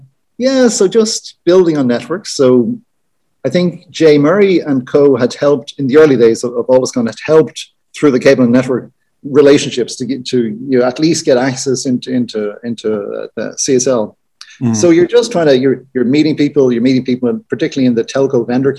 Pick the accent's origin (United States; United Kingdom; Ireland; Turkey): Ireland; being Irish